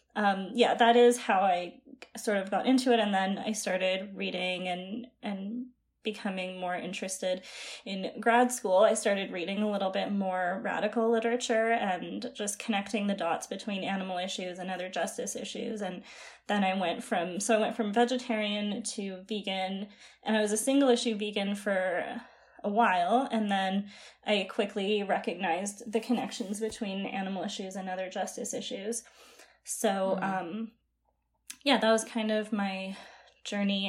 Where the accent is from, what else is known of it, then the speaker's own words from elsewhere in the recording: Calgary, Alberta, Canada; now in Ottawa, Canada; I'm actually from Calgary, but I'm just living in Ottawa right now.